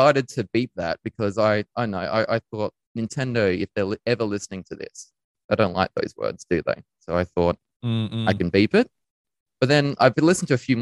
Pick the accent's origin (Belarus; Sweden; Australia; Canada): Australia; Lucindale, South Australia; now in Adelaide, Australia; I grew up in Lucendale in the southeast